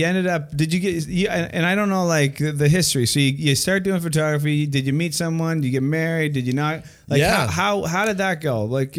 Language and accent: English; Canada; And listen, I'm Canadian.